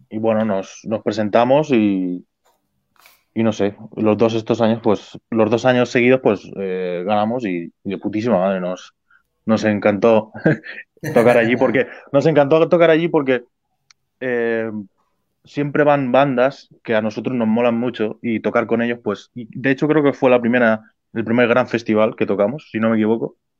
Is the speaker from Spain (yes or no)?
yes; Spain; nosotros los españoles